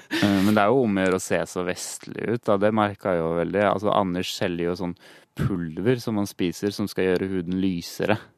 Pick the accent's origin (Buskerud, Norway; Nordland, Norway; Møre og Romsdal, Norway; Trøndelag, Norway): Buskerud, Norway; Hønefoss; vi er begge fra Hønefoss, og vi gikk på barneskolen sammen.